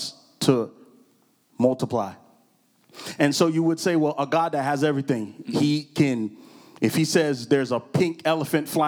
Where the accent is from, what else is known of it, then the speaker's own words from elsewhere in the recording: Orlando, Florida, United States; we are in beautiful, beautiful, beautiful Orlando, Florida. This is my hometown, kind of not my birthplace, but my hometown